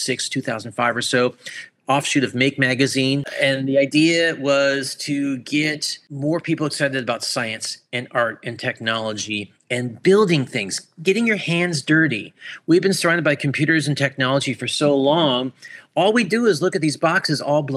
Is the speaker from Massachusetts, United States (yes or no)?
no; Orlando, Florida, United States; also born or lived in Buffalo, New York; I was born in Buffalo, New York, raised in Orlando, Florida